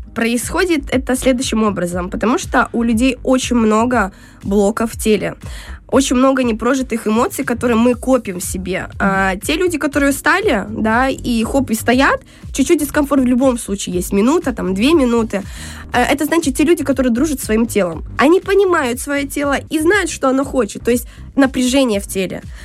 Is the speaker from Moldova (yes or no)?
yes; Transnistria, Moldova; now in Saint Petersburg, Russia; родом из Приднестровья